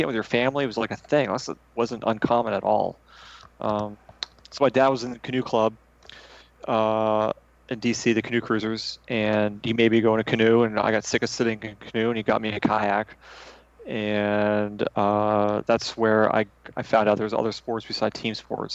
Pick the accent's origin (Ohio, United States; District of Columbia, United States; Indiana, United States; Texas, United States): District of Columbia, United States; Washington; I was born in Sibley Hospital in D.C.